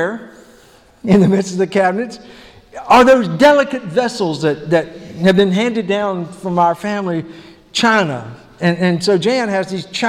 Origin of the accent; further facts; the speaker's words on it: the South, United States; the American gentleman that I am, you know, the nice southern gentleman that I am